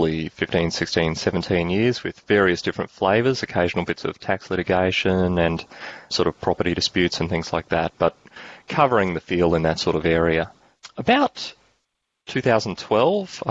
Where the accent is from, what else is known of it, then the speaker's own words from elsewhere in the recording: Australia; accent: Australian; I'm an Australian lawyer, and that means my accent's going to stand out